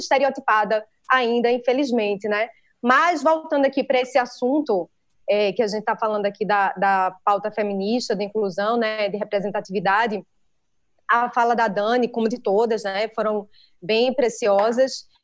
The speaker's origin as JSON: {"language": "Portuguese", "town": "Recife", "region": "Pernambuco", "country": "Brazil", "accent": "nordestino", "said": "eu sou de Recife, eu falo Recife."}